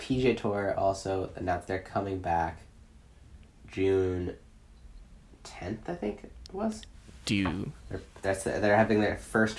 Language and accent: English; Canada; Just being Canadian